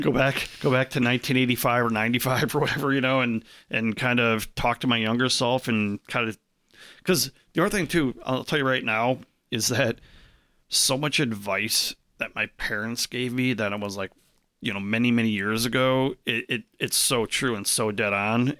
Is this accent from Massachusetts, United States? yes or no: no; Arlington Heights, Illinois, United States; I grew up in Arlington Heights, which is, like, right next to Schaumburg